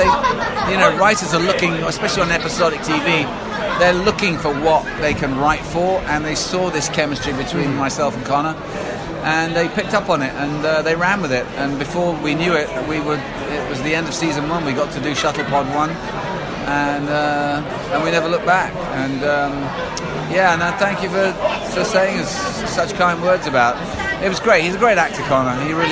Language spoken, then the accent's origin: English; England, United Kingdom; as the English guy